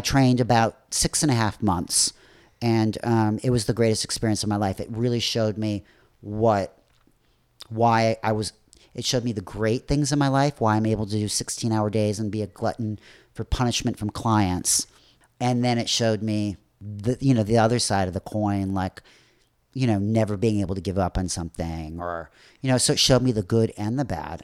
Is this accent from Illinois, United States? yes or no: yes; Northbrook, Illinois, United States; moved away; I'm originally from Chicago, from the north shore of Chicago.